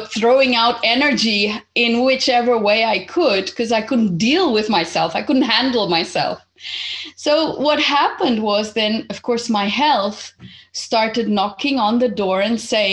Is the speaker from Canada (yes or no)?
no; Portugal; also born or lived in Zimbabwe; I was born in Zimbabwe almost 49 years ago, and I happened to come to Portugal when I was 8 because my family was originally Portuguese, and so my mom just came, brought me here